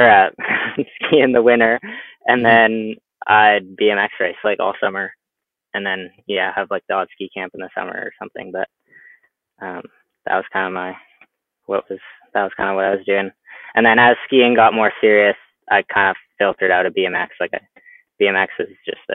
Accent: Squamish, British Columbia, Canada; this is just where I've grown up from when I was born

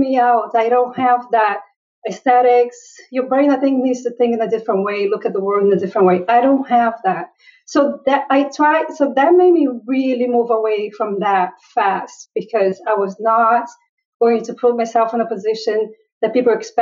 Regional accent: Brazil; now in United States; When I was growing up in Brazil, there were no computers anywhere in my radius

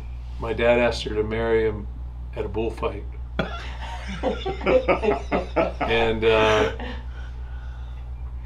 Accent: Zanesville, Ohio, United States; also born or lived in El Paso, Texas; I grew up in actually was born in El Paso, Texas, but I grew up in Zanesville, Ohio

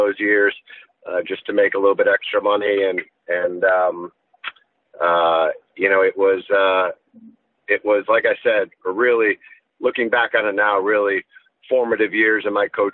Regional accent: Fairfield, Connecticut, United States; moved away as an adult; now in Vermont, United States; I grew up in Fairfield, Connecticut, and with two younger brothers

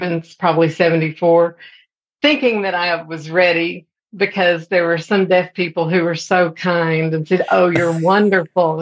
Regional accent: Amarillo, Texas, United States; moved away as an adult; also born or lived in Austin, Texas / Dallas, Texas / Fort Worth, Texas / Baytown, Texas; now in Oklahoma, United States; when I was growing up in Amarillo

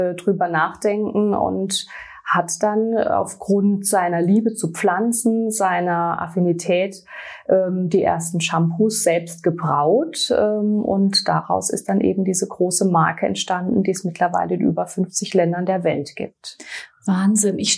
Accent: Baden-Württemberg, Germany; ich komme aus dem Raum ähm, Schwarzwald, um genau zu sein aus La. Ich bin 42 Jahre alt

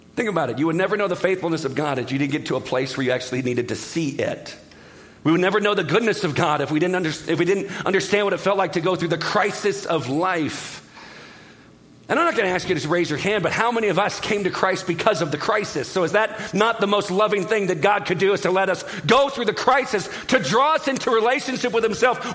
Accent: Southern California, United States; I'm from Southern California

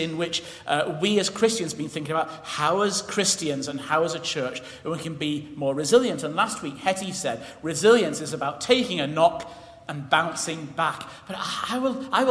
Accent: England, United Kingdom; we're English

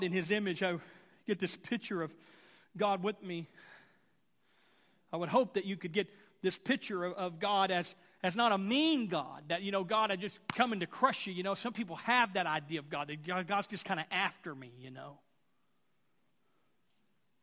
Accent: Houston, Texas, United States; growing up in Houston

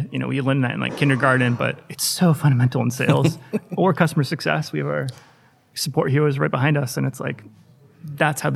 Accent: United States; also born or lived in Boston; So from my accent, you can tell I'm from the US.

